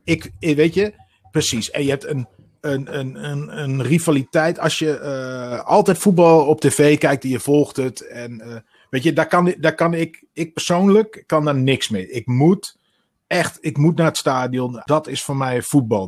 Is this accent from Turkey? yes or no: no; Twente, Overijssel, Netherlands; moved away as an adult; also born or lived in Utrecht; ik ben in Twente opgegroeid